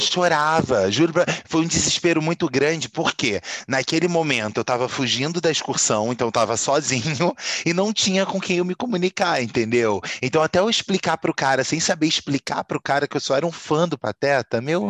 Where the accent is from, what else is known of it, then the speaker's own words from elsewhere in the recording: Brazil; nós somos brasileiros